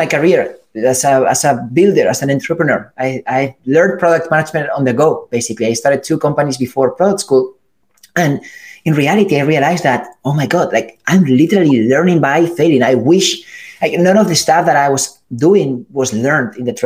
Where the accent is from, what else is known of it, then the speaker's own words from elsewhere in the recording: Spain; moved away as an adult; also born or lived in California; I'm from Spain